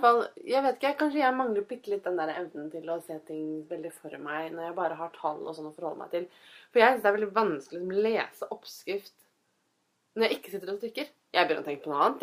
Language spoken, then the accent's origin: Norwegian; Fredrikstad, Østfold, Norway; Jeg kommer fra Fredrikstad